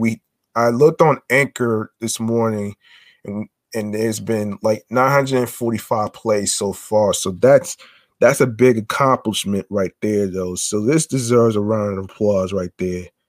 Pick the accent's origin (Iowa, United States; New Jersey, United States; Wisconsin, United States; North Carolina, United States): New Jersey, United States; near Short Hills Mall; I grew up near Short Hills Mall